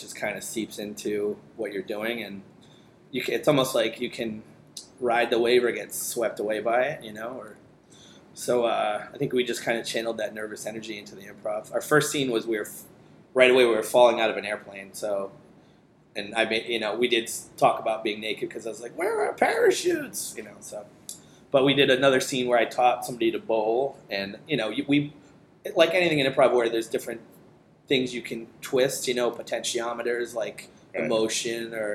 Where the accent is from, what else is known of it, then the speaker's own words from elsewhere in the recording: Attleboro, Massachusetts, United States; also born or lived in New York; I grew up in Attleboro, lived here most of my life